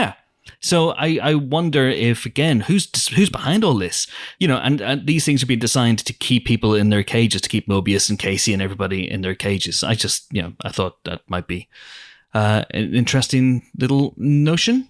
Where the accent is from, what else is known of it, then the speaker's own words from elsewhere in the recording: Banbridge, Northern Ireland, United Kingdom; my hometown, Banbridge.